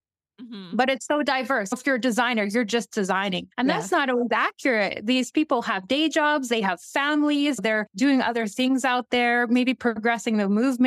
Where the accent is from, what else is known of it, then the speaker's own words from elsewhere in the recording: La Ronge, Saskatchewan, Canada; also born or lived in St. Louis, Saskatchewan; I'm from Northern Saskatchewan. Originally grew up a little bit in LaRonge first.